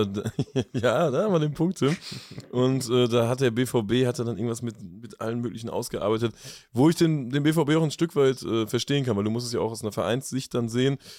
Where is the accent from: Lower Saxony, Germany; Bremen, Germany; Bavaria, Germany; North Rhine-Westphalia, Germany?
North Rhine-Westphalia, Germany; Lippstadt; ich komme aus Lippstadt